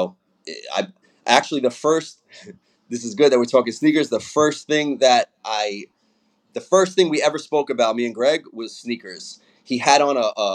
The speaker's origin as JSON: {"language": "English", "town": "New York City", "region": "New York", "country": "United States", "said": "I'm from Brooklyn"}